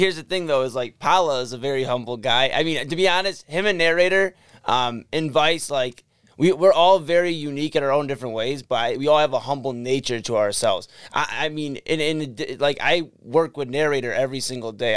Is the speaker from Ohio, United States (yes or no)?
yes; Brooklyn, Ohio, United States; also born or lived in Parma, Ohio / Cleveland, Ohio; I grew up in Brooklyn